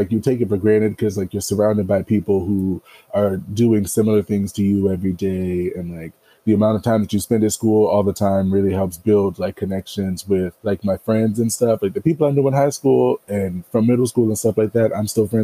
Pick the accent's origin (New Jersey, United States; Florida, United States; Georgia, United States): Florida, United States; Jacksonville; I'm from Jacksonville, Florida, born and raised